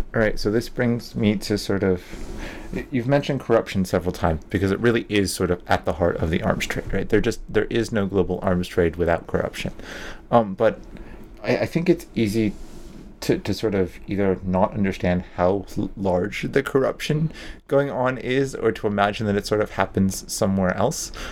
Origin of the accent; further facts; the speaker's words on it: United States; I'm American